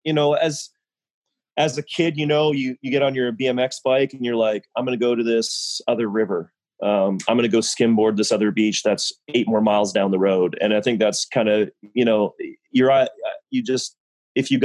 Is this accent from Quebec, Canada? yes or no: no; Vancouver Island, British Columbia, Canada; moved away as an adult; now in Belize; I grew up, my father was stationed on Vancouver Island, British Columbia